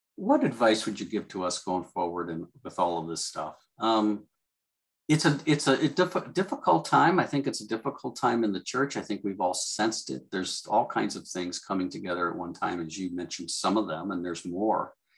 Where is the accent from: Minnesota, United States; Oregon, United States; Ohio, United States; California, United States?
Ohio, United States; Cleveland; I grew up in Cleveland